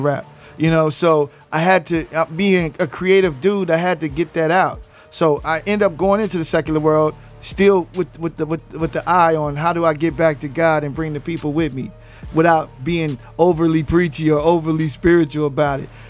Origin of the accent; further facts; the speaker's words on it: West Coast, United States; I'm from the West Coast. I don't do cadence.